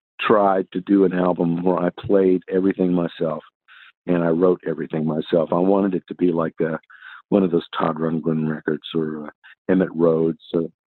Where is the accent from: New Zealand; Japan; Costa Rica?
Japan; Tokyo; also born or lived in Texas, United States; I was born in Texas, but I was the first few years of my life, I lived in Tokyo, Japan.